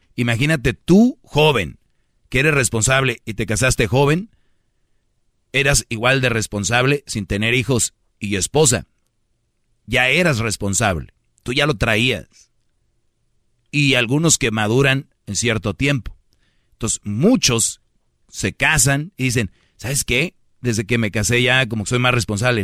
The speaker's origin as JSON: {"language": "Spanish", "town": "Monterrey", "region": "Nuevo León", "country": "Mexico", "said": "como buen regio"}